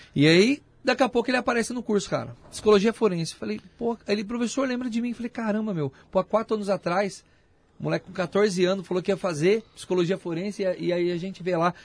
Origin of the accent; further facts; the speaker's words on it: Itapevi, São Paulo, Brazil; sou da região ali, Itapevi, nasci em Itapevi.